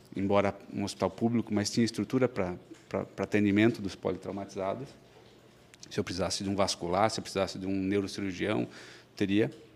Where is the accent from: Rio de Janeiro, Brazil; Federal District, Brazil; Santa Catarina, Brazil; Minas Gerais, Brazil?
Santa Catarina, Brazil; Blumenau; also born or lived in Florianópolis; Eu nasci em Blumenau, sempre vivi aqui, fiz faculdade na FURB.